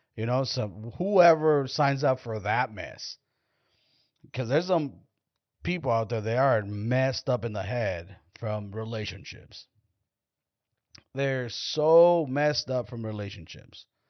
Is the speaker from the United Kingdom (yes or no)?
no; Mexico; now in United States; I'm Mexican